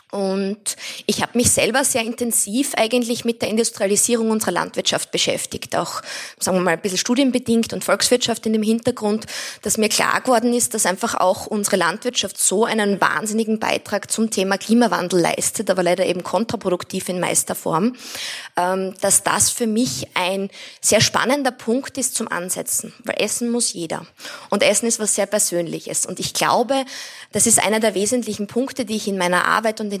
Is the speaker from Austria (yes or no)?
yes; Styria, Austria; Ich bin selbst in der Steiermark am Land aufgewachsen und habe dadurch eine sehr starke Verbundenheit zur Natur gehabt.